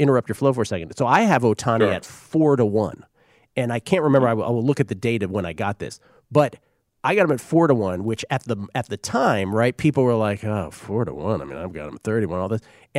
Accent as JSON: {"language": "English", "region": "East Coast", "country": "United States", "tie": "born or raised there", "said": "those of us who grew up on the East Coast"}